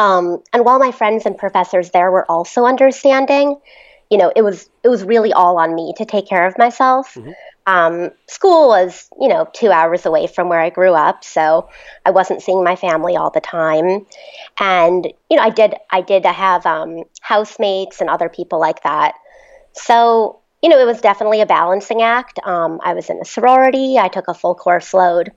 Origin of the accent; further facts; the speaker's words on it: Mendham, New Jersey, United States; I'm from Mendham, New Jersey.